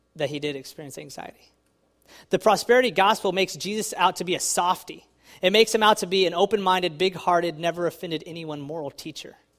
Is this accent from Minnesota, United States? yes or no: no; Texas, United States; now in New Jersey, United States; I'm from Texas